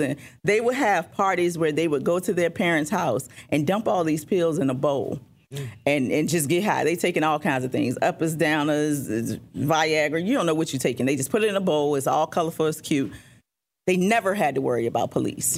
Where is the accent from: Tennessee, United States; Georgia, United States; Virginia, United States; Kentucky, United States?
Virginia, United States; Richmond; Richmond is where I'm born and raised